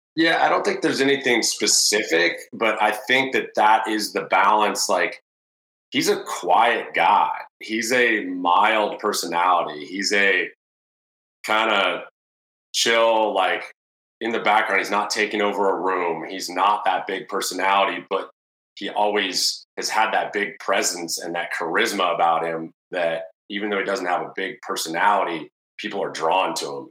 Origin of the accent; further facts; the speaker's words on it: Murrieta, California, United States; both from Marietta, California